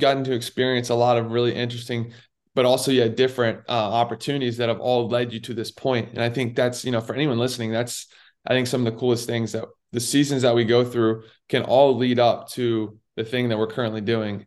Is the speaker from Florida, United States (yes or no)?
no; Raleigh, North Carolina, United States; I grew up in Raleigh, so I was a huge Duke basketball fan